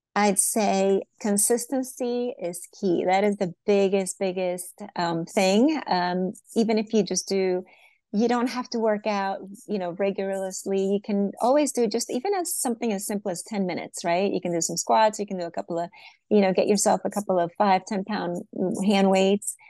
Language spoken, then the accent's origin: English; Venezuela; moved away; I was originally born in Venezuela